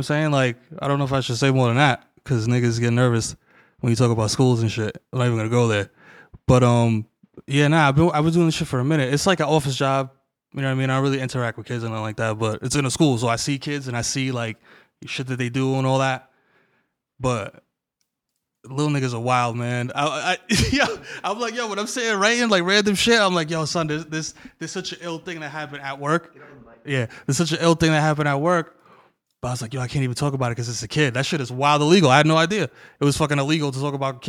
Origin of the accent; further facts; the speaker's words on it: New York City, New York, United States; also born or lived in Washington Heights, New York City; moved to the Bronx when I was like little